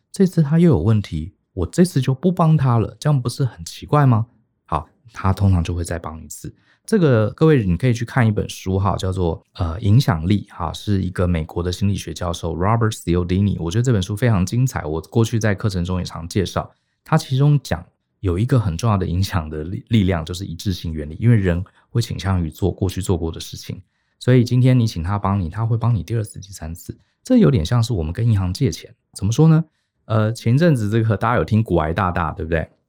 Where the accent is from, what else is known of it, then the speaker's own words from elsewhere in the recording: Taiwan; 我们台湾人跟日本人这点很像啊，就是我们从小受一个教育，就是不要麻烦别人